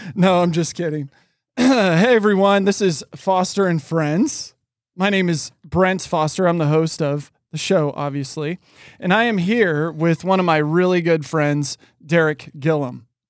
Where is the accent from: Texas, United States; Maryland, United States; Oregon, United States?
Oregon, United States; moved away; also born or lived in California; being born and raised in Oregon